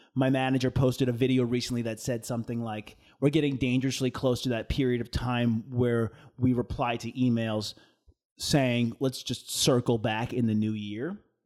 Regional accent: United States

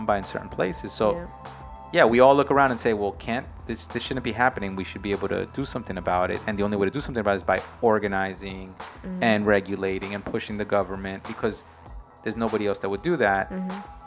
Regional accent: New York, United States; I'm a New Yorker, we live in New York

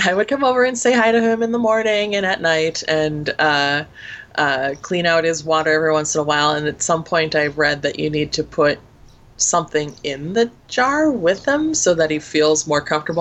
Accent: Minneapolis, Minnesota, United States; accent: Minnesotan; I grew up in the Twin City area, wherein the Minnesota accent is not quite as strong

